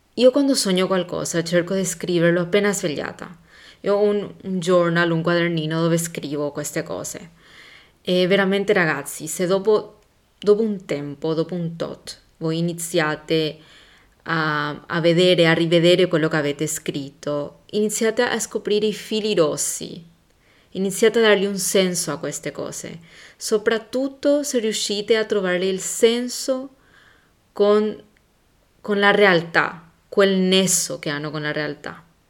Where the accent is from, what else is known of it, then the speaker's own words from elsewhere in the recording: Paraguay; moved away; da dove vengo io? Il Paraguay